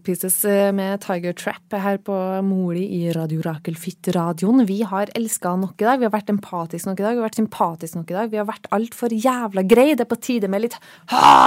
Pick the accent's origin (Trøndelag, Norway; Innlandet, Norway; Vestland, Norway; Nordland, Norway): Trøndelag, Norway; now in Oslo, Norway; jeg er eh, trønder